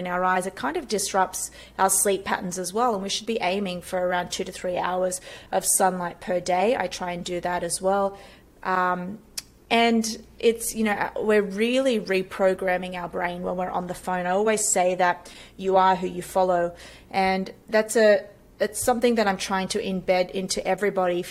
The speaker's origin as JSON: {"language": "English", "country": "Australia", "moved": "as an adult", "lives_now": "United States"}